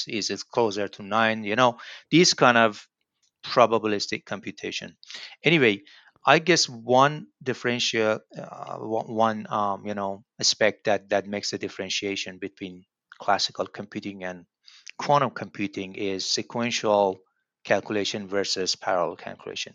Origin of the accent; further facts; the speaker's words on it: Tehran, Tehran Province, Iran; moved away as an adult; now in Lincoln, United States; I'm from Iran. Uh, my hometown, I mean, home city is Tehran